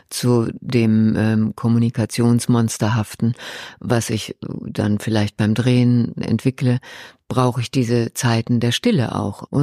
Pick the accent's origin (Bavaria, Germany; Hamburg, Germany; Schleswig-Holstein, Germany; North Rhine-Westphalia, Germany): North Rhine-Westphalia, Germany; Ruhr area; ich komme aus dem Ruhrgebiet.